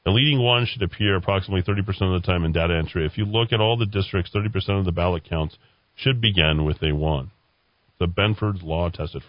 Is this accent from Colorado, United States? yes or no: yes; Colorado, United States; also born or lived in Costa Rica; now in Placitas, United States; I grew up in Colorado and 67-year-old guy. My wife and son and I lived in Costa Rica for 13 years. It was finally time to head back to the States and decided on Placidas.